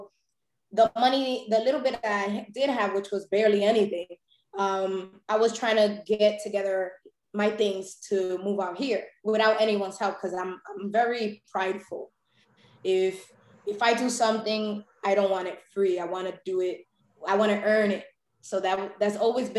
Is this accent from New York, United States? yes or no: yes; New York City, New York, United States; also born or lived in Brooklyn; I was born and raised in Harlem